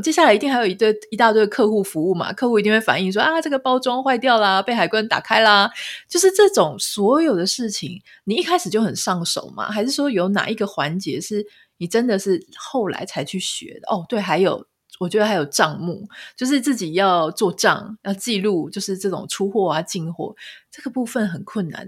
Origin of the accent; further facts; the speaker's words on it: Pingtung County, Taiwan; now in United States; 我是屏东人